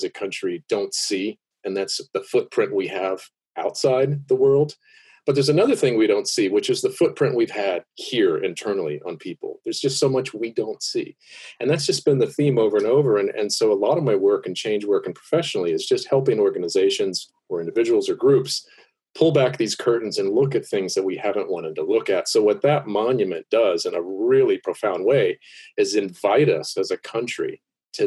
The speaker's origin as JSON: {"language": "English", "town": "Miami", "region": "Florida", "country": "United States", "tie": "born or raised there", "said": "I was born in Miami to two parents of the civil rights movement. They opened the first integrated church in Miami"}